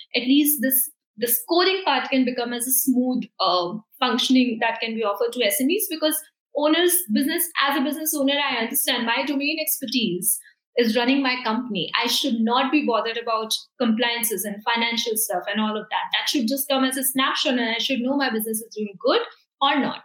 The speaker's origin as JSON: {"language": "English", "country": "India", "said": "we are in New Zealand, we are from India"}